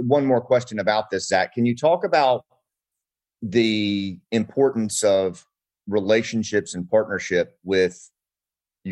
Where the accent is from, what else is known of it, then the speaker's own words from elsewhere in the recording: Mount Ida, Arkansas, United States; moved away; my little town that I grew up in Mount Ida, Arkansas, like we didn't even have a stoplight